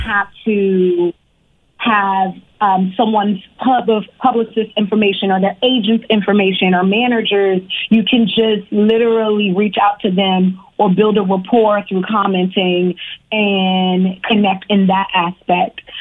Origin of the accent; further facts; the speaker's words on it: Richmond, Virginia, United States; also born or lived in Harlem, New York; now in Los Angeles, United States; I was born in New York, in Harlem, but I grew up in Virginia. I grew up in Richmond, Virginia, the 804